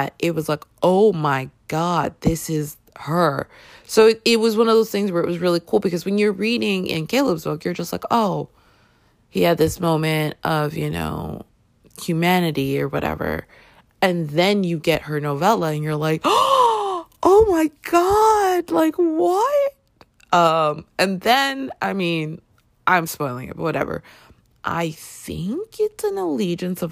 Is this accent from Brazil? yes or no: no; Canada; I grew up in Canada